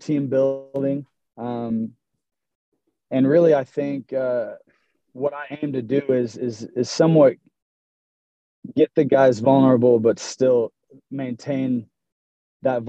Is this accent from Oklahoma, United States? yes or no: yes; Broken Arrow, Oklahoma, United States; I'm from Broken Arrow, born and raised, graduated from Broken Arrow High School